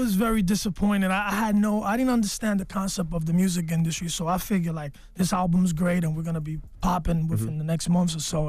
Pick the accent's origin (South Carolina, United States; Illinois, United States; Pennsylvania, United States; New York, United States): New York, United States; New York City; my mother's Puerto Rican, my dad is Dominican, and I was born and raised in the Bronx.